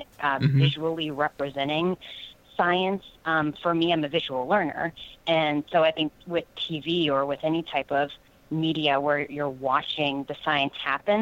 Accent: West Virginia, United States; I grew up in West Virginia

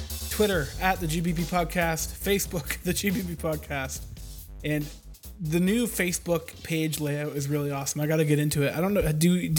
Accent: Canada; I am Canadian.

